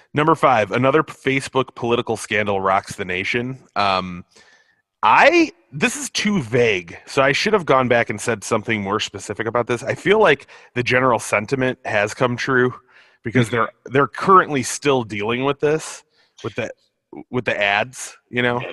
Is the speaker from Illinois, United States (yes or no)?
yes; Illinois, United States; my home state of Illinois